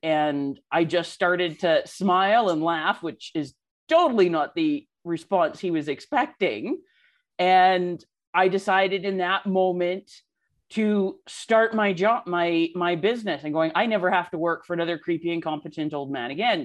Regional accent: Canada; I am Canadian

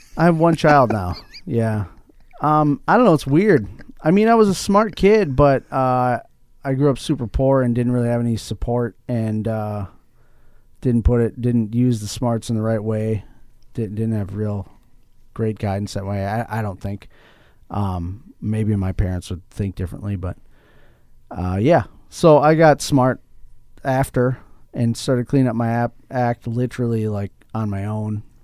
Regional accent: Mankato, Minnesota, United States; I'm from Mankato here

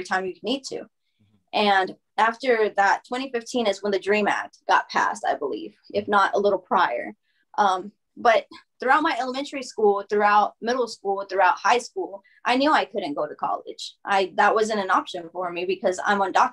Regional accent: Alabama, United States; English is a second language; to move to Alabama

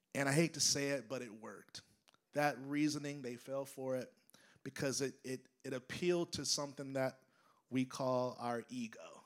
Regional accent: United States; as an American

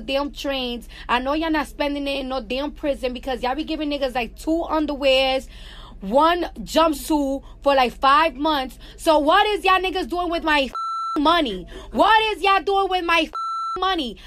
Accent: New York City, New York, United States; I'm from New York and the streets is always dirty. We was voted the dirtiest city in America

